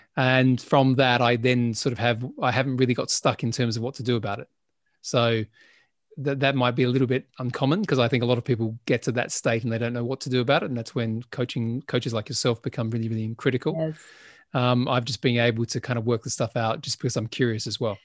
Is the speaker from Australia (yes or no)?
yes; Adelaide, South Australia, Australia; moved away as an adult; when I left my hometown in Adelaide, South Australia